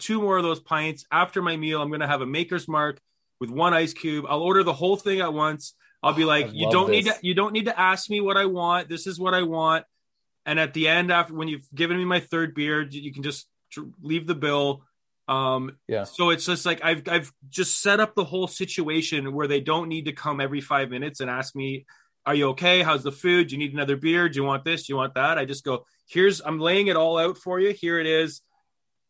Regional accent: Canada; being Canadian, we don't hear ourselves say, sorry

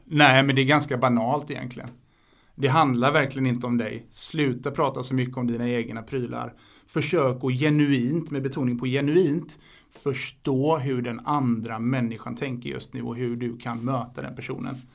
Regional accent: Sweden; also born or lived in Spain; jag är svensk och jag är spansk

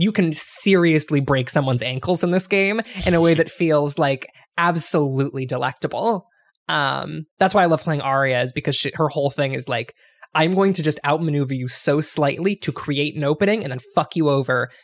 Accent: Ohio, United States; I'm from the LeBron James part of Ohio

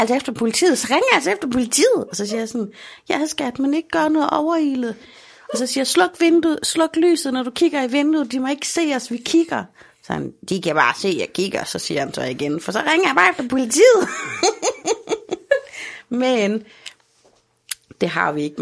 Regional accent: Aarhus, Central Denmark Region, Denmark; i Holme, hvor jeg kommer fra, der har vi stadigvæk Bixen

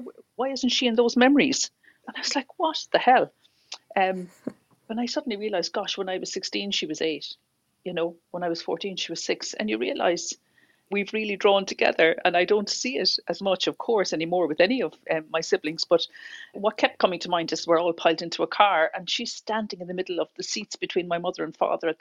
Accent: Cork, Munster, Ireland; now in Dublin, Ireland; we grew up in my mother's original home on Quaker Road. It's in the middle of the city in Cork

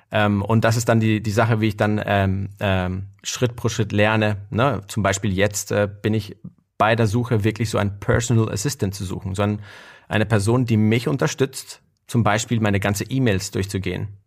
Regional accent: Guatemala; moved away; ich bin in Guatemala aufgewachsen.

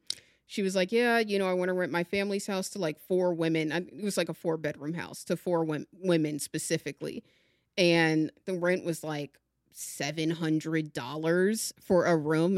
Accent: Maryland, United States; I grew up in Maryland, you know, like very close to DC and Baltimore. I'm like 20 minutes from each.

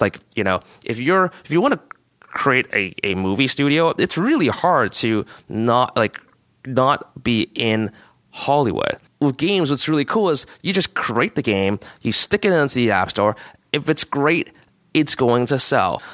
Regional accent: Canada; as a Canadian

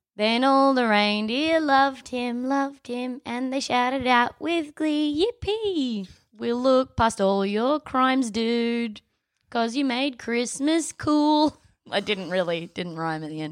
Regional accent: Adelaide, South Australia, Australia; born or raised there

